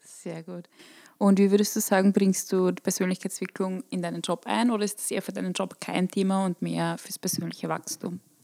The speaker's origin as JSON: {"language": "German", "region": "Burgenland", "country": "Austria", "tie": "born or raised there", "moved": "yes", "said": "Eine gebürtige Burgenländerin, die es in die Welt verschlagen hat."}